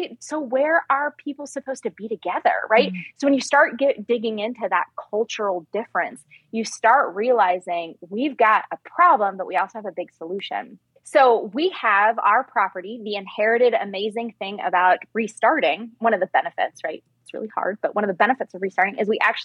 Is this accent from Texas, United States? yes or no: yes; Texas, United States; moved away; I was born in Texas